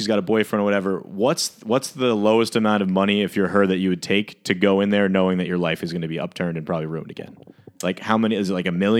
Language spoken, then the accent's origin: English; Alabama, United States; I'm from Alabama and I was a pageant show.